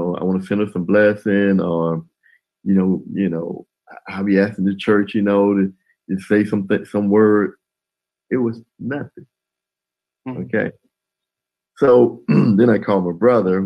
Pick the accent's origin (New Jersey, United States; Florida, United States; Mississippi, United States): Mississippi, United States; Columbus; moved away as an adult; also born or lived in Memphis, Tennessee; my hometown, Columbus